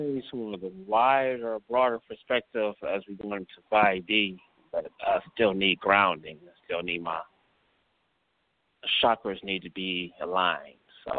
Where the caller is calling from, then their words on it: Cleveland, Ohio, United States; calling from Cleveland.